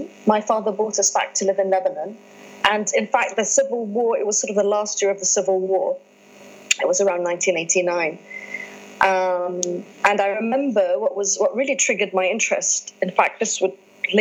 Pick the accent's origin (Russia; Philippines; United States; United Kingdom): United Kingdom; England; I was born and raised in England, and as a teen growing up in England